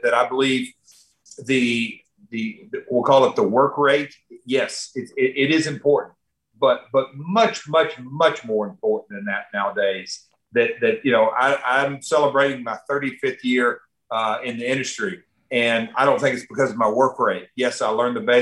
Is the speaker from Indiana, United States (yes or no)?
no; Nashville, Tennessee, United States; I'm from Nashville, Music City